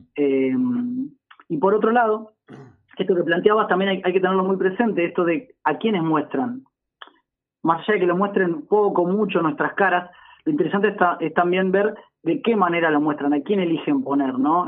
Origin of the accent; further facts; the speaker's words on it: Argentina; somos, somos la Argentina misma